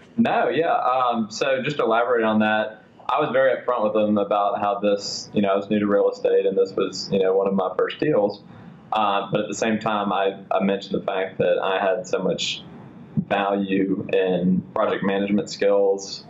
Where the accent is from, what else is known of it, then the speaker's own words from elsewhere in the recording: Atlanta, Georgia, United States; I was born and raised here in Atlanta.